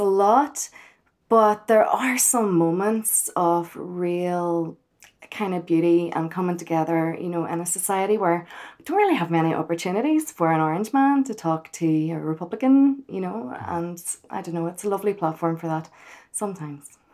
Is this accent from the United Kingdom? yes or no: yes; Belfast, Northern Ireland, United Kingdom; from Belfast